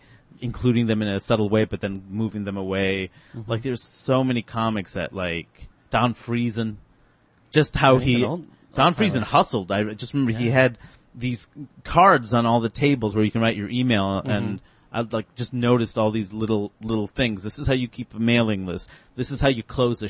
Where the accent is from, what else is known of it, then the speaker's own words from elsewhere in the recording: New York, United States; in New York, I grew up in New York